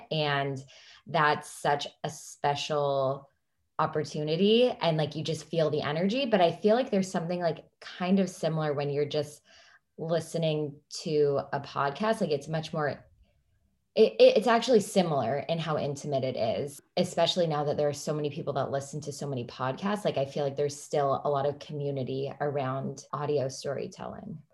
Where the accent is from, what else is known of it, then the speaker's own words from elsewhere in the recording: California, United States; now in Washington, D.C., United States; I'm from California originally, and now I live in Washington, D C.